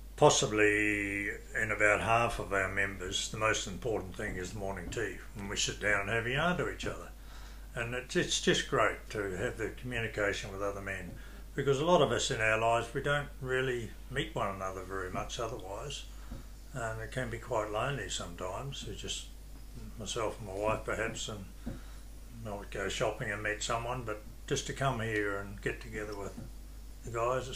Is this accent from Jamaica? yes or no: no; New Zealand; now in Australia; I come from New Zealand. I was born in New Zealand